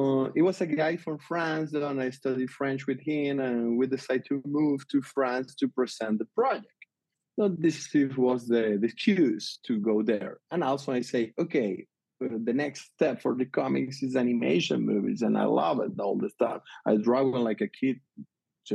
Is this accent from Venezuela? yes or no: yes; Venezuela; English is a second language; moved away; I grew up in Venezuela.